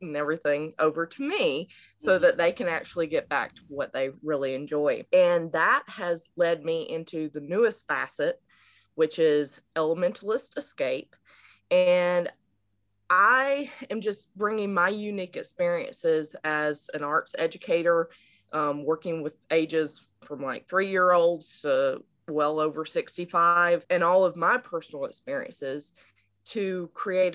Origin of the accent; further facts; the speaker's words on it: Georgia, United States; moved away as an adult; now in Maryland, United States; I am originally from Georgia in South of the United States, but currently I'm based out of Maryland because I moved up here for grad school